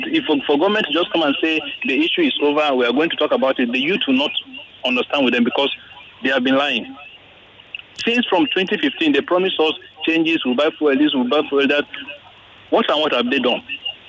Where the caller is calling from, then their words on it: Lagos, Nigeria; I'm calling from Ikoyi.